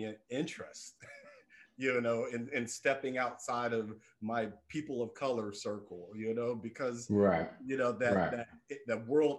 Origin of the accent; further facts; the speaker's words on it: Indiana, United States; moved away as an adult; also born or lived in Florida; now in New York City, United States; I grew up in Indiana.